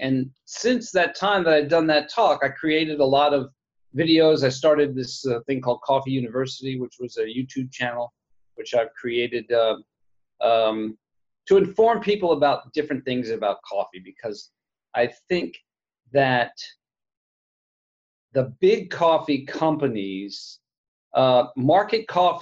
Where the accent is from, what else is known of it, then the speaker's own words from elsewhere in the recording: Princeton, New Jersey, United States; moved away; where I grew up in Princeton, New Jersey, where I am right now, actually visiting my mom